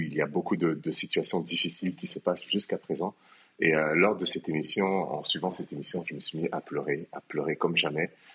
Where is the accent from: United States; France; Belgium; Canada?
France; moved away as an adult; now in Kinshasa, DR Congo; moi je suis né à Kinshasa, mais j'ai quitté euh, Kinshasa à l'âge de 5 ans pour la France. Et en France, donc j'ai grandi